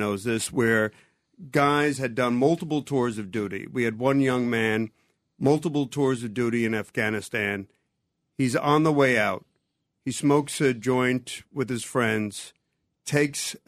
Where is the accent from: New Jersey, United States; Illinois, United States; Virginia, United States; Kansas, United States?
New Jersey, United States; I'm from Jersey